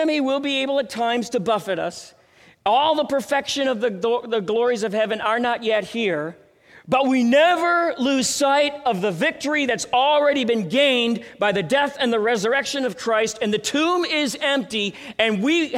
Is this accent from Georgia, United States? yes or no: no; Minneapolis, Minnesota, United States; now in Denver, United States; I went to Lutheran High School in Minneapolis